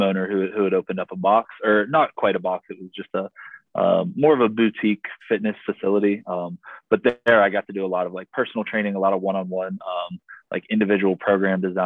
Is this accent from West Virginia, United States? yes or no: yes; Morgantown, West Virginia, United States; moved away as an adult; I was born and raised in Morgantown